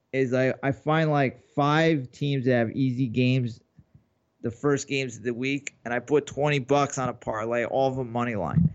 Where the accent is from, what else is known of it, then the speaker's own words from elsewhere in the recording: New York, United States; I was in 10th grade. I remember it was growing up in New York.